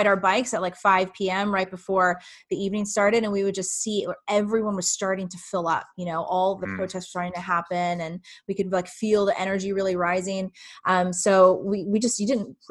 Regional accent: Southern Georgia, United States; I was raised in Southern Georgia, in the Bible Belt

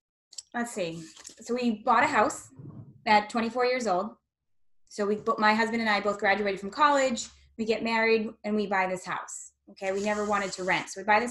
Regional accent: New Hampshire, United States; also born or lived in Boston; I grew up in New Hampshire. My whole life I've been in New Hampshire. I went to college in Boston, but came back home, and we live right around the corner, so no, it's definitely, this is where my roots are.

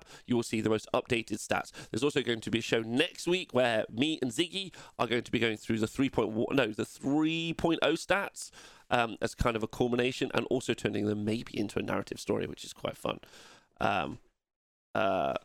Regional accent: England, United Kingdom

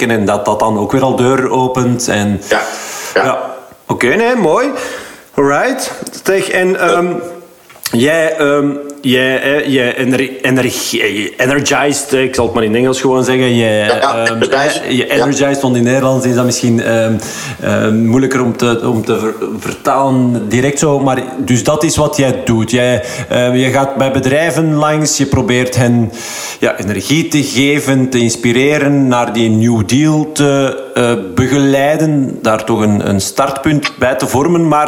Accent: Belgium; wij zijn denk ik als Belg

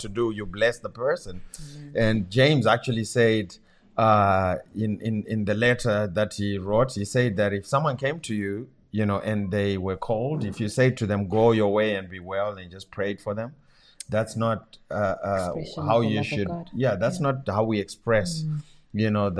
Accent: Zimbabwe; first language Shona; English is a second language; moved away; my language from my home country

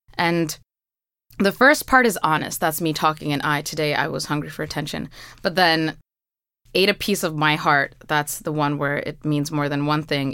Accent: New York City, New York, United States; i was born in flushing

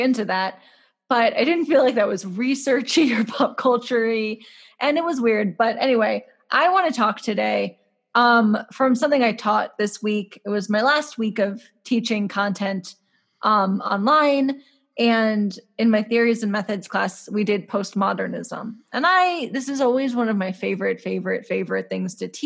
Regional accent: St. Louis, Missouri, United States; growing up in St. Louis or near St. Louis, you live in St. Louis now, we both grew up near it

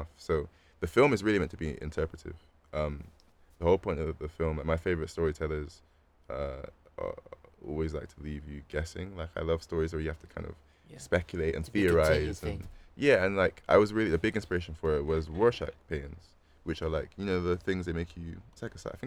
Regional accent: Bristol, South West England, United Kingdom; my experience growing up as a black person in Bristol

